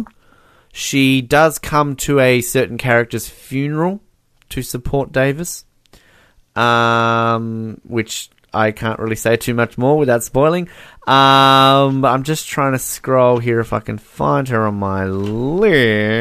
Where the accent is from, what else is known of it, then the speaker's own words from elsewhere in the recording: Australia; As an Australian